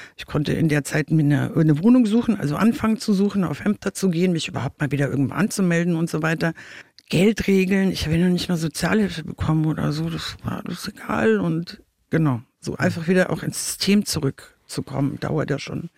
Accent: Munich, Bavaria, Germany; now in Wiesbaden, Germany; ursprünglich komme ich aus München

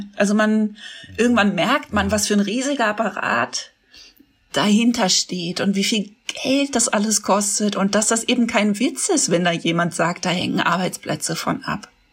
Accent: Freiburg, Baden-Württemberg, Germany; now in Berlin, Germany; in den Süden, der ja meine alte Heimat ist

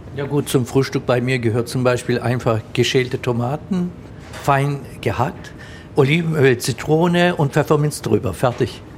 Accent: Germany; Meine Eltern kommen aus der Türkei, die waren einst Gastarbeiter. Ich bin dann hier aufgewachsen

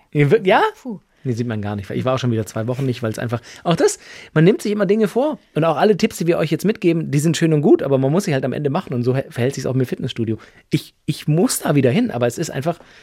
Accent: Germany; bei uns in Deutschland

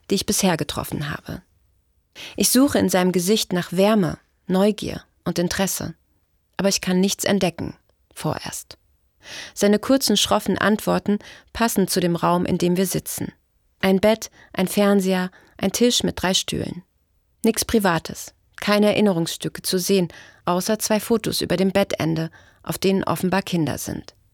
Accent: West Germany, Germany; now in East Germany; Hier in Ostdeutschland geht es vielen Rentnern schlechter als in Westdeutschland, wo ich herkomme.

